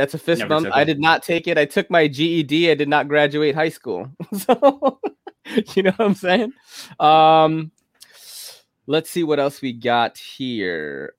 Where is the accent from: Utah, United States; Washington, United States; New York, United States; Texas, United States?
New York, United States; New York City; Yeah, I think I'm from New York City. I judge pizza.